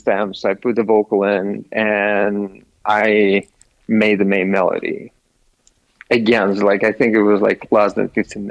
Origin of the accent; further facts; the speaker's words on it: Russia; moved away; originally I'm from Russia